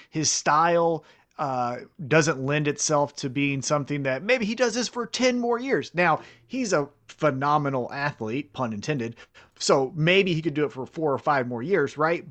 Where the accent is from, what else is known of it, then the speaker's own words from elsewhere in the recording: Kansas City, United States; I'm from Kansas City